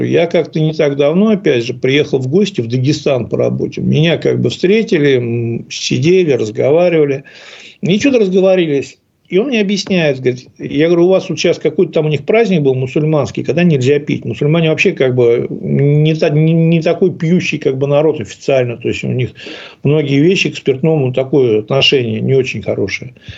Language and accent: Russian; Ufa, Bashkortostan, Russia; Но я вырос в Уфе и как бы вырос в неспокойном районе.